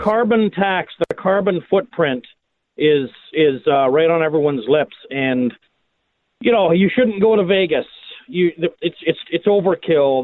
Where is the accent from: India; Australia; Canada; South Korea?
Canada; now in United States; I grew up in Canada